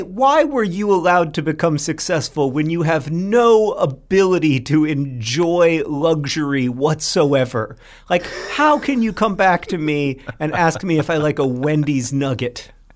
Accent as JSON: {"language": "English", "town": "Orlando", "region": "Florida", "country": "United States", "tie": "born or raised there", "said": "Hank and I grew up in Orlando"}